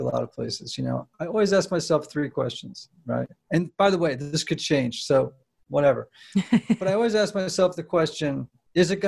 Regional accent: New England, United States; I grew up in New England.

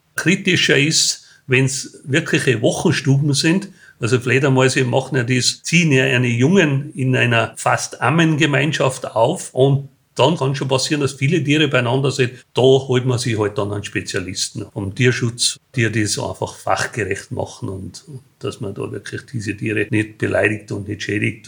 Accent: Tyrol, Austria; bei uns in Tirol waren halt sehr viele kleine Unternehmer

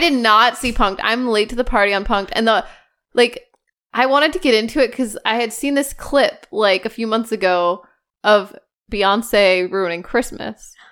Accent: United States; I'm an American

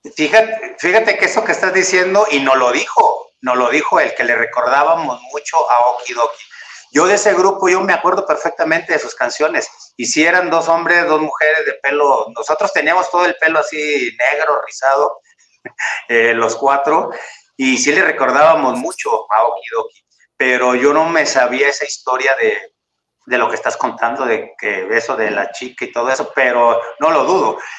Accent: Ciudad Victoria, Tamaulipas, Mexico; moved away as an adult; now in Mexico City, Mexico; como soy de Ciudad Victoria

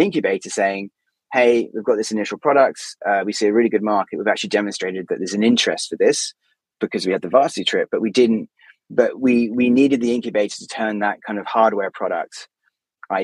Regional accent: United Kingdom; obviously we're both British

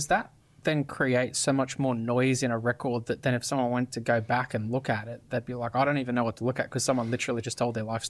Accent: Australia; accent: Westy Australian; I sound overly Westy and Australian

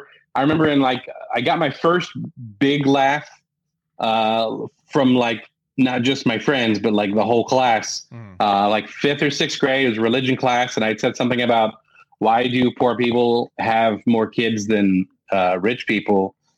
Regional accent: Columbus, Indiana, United States; Yes, sixth ranked city in the country for architecture, and it's a beautiful town. I mean, they call it Athens on the Prairie is what they call it.

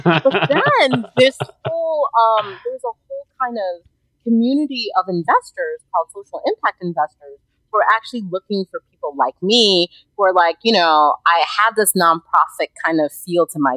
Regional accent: United States; moved away; I am from America

